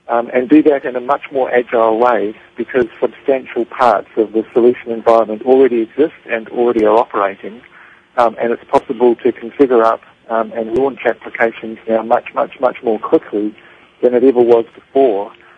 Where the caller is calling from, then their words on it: Melbourne, Victoria, Australia; calling from Melbourne in Australia.